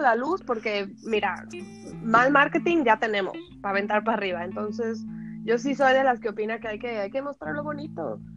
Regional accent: Mexico; moved away as an adult; de México

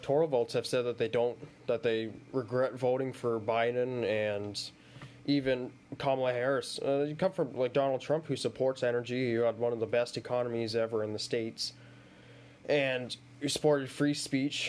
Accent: Ontario, Canada; I'm from Ontario

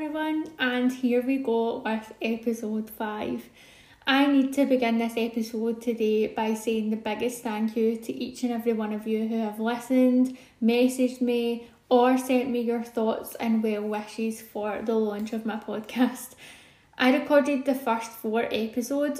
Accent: Glasgow, Scotland, United Kingdom; I'm 32 from Glasgow in the UK

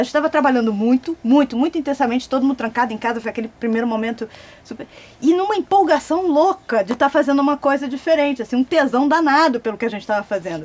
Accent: Recife, Pernambuco, Brazil; Eu sou pernambucana, então eu chego fácil numa rádio Recife, eu nasci em Recife

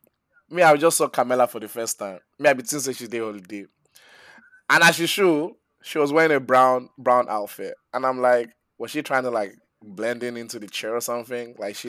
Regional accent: Nigeria; I'm a Nigerian.

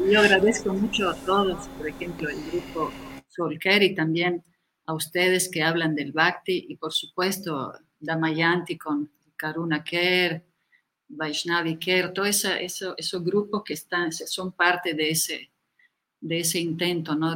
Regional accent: Italy; moved away as an adult; also born or lived in India / Ecuador / Bolivia; yo nací en Italia y estudié arte

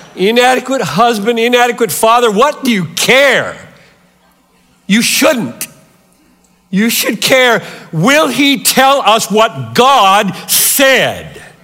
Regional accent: Greenville, South Carolina, United States; moved away; I grew up three hours from here in Greenville, South Carolina.

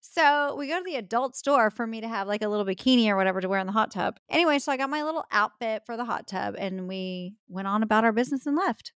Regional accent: Texas, United States; I am a Texan

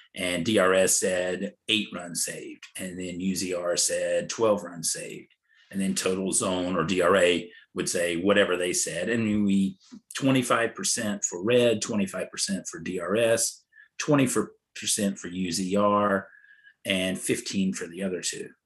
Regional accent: North Carolina, United States; I grew up in North Carolina.

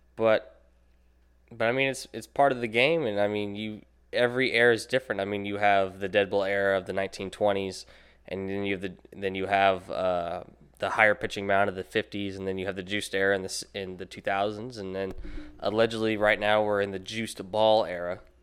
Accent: Nashville, Tennessee, United States; moved away; I'm from Nashville

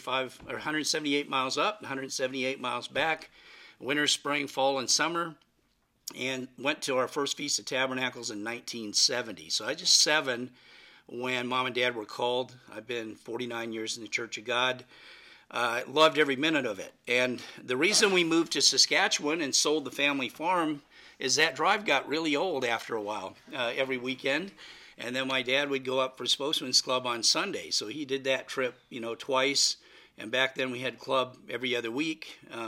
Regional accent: North Dakota, United States; also born or lived in Minneapolis, Minnesota; I was born in Minneapolis, and 3 years later, we moved to a farm in North Dakota.

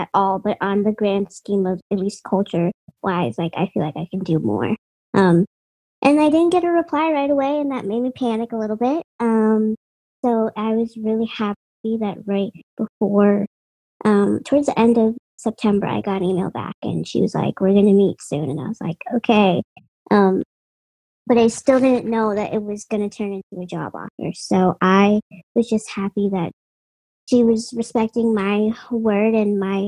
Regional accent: Boston, Massachusetts, United States; I'm from Boston

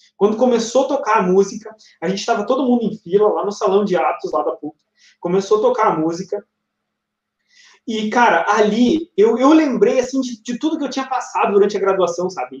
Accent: north of Rio Grande do Sul, Brazil; Eu sou lá do norte do estado do Rio Grande do Sul, colonização italiana.

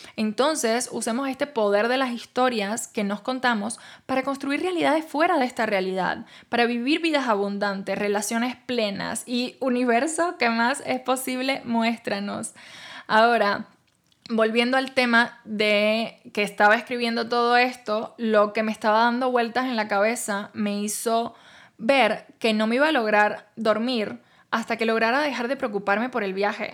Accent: Cuba; now in Mexico

